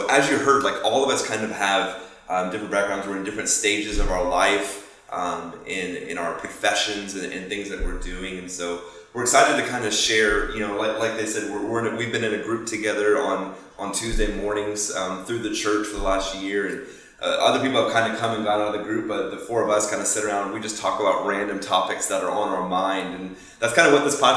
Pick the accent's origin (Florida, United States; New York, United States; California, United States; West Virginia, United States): Florida, United States; Fort Myers; moved away as an adult; now in Tampa, United States; Grew up down in Fort Myers